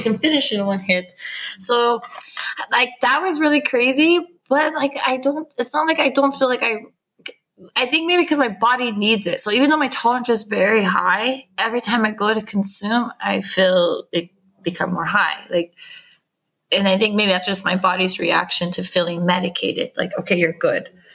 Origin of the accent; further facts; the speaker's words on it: San Diego, California, United States; moved away as an adult; also born or lived in Garberville, California; now in Safed, Israel; we're from San Diego, California, which borders Mexico